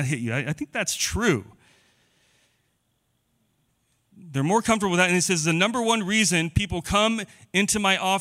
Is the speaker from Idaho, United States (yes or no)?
yes; Boise, Idaho, United States; I grew up in Boise.